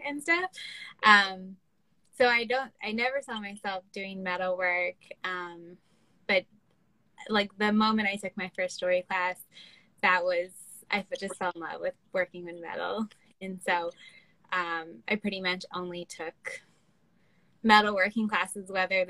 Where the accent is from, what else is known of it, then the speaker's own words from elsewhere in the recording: Baltimore, Maryland, United States; I'm from Baltimore